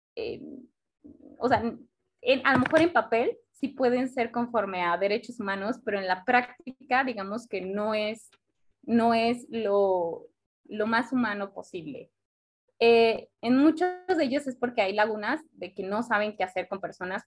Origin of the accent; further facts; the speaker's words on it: Mexico; nosotros como mexicanos